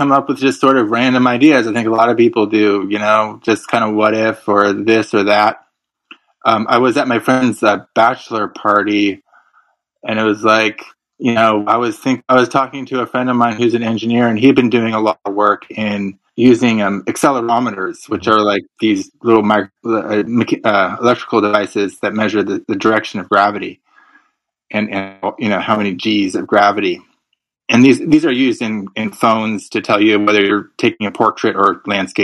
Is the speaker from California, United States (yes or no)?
yes; Santa Rosa, California, United States; also born or lived in Marin County, California; in my hometown, Russian River Brewing Company